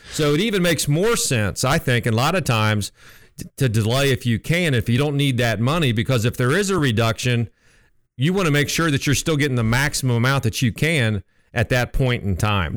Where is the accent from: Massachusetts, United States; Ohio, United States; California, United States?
Ohio, United States; Columbus; moved away as an adult; also born or lived in Nashville, Tennessee; I'm originally from Columbus, just moved back here